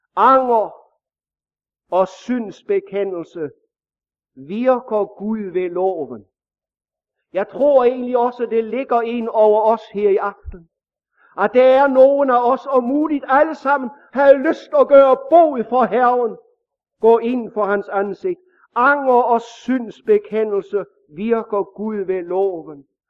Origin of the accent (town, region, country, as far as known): Denmark